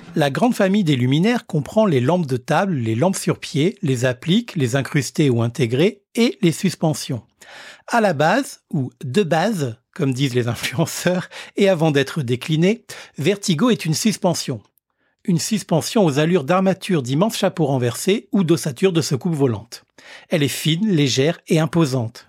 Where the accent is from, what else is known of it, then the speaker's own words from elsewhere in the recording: Réunion; chez nous à La Réunion